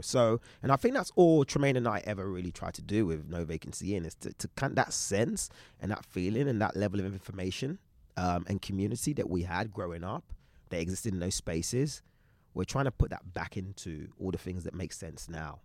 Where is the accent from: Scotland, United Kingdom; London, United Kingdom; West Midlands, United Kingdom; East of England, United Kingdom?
London, United Kingdom; moved away as an adult; also born or lived in Shoreditch; now in Los Angeles, United States; I grew up in East London.